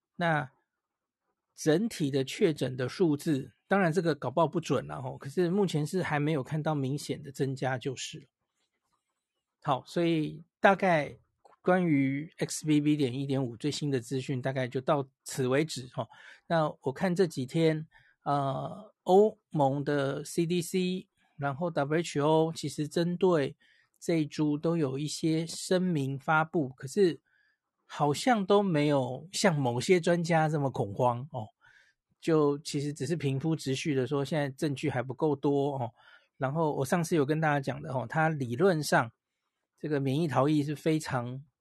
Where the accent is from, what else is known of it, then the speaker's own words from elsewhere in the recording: Taiwan; 我们台湾大概从欧美回来的人占比没有那么多了